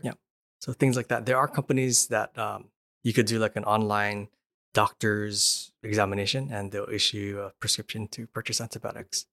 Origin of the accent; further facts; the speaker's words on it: Hawaii, United States; moved away; I'm from Hawaii, and Hawaii is, is isolated